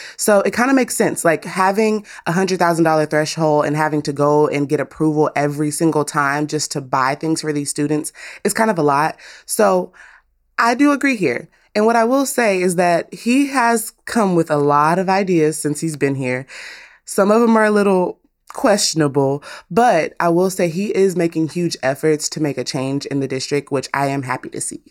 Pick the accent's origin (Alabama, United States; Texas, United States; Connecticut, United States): Texas, United States; as a Texan